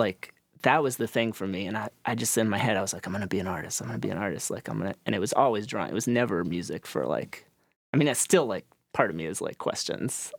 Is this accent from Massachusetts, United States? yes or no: yes; Needham, Massachusetts, United States; I grew up in Needham, Massachusetts. It's a suburb of Boston.